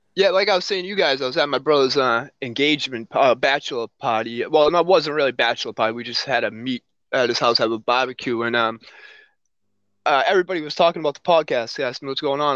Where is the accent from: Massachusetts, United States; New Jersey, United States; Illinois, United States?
Massachusetts, United States; Somerville; I'm originally from Somerville, which is right over the Everett line here